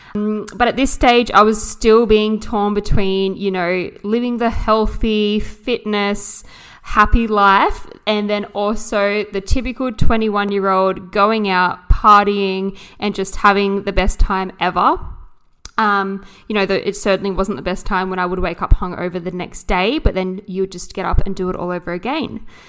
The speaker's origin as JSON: {"language": "English", "town": "Jervis Bay", "region": "New South Wales", "country": "Australia", "tie": "born or raised there", "also_born_or_lived": "Sydney", "said": "I grew up down here in a coastal town"}